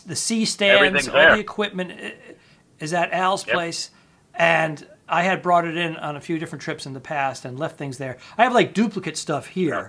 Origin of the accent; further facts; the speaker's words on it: United States; also born or lived in Studio City, Los Angeles; Us American humans